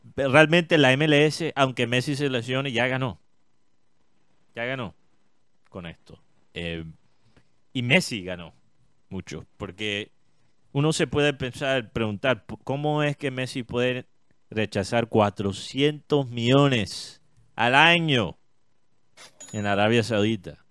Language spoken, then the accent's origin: Spanish; Colombia; como colombiano